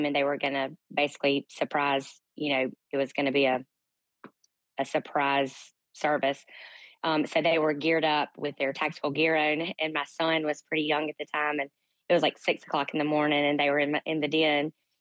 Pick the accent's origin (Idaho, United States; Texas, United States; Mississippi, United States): Mississippi, United States; Canton; my hometown of Canton, Mississippi